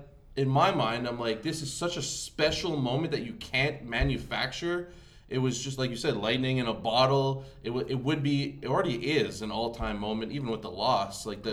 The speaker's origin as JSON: {"language": "English", "country": "Canada", "said": "I don't care if I'm Canadian."}